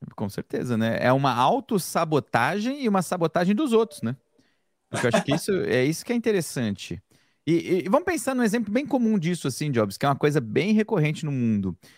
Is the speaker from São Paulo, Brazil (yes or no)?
yes; São Paulo, Brazil; eu nasci em São Miguel Paulista, quebrada da Zona Leste de São Paulo. Fui criado ali na beira do Jardim Pantanal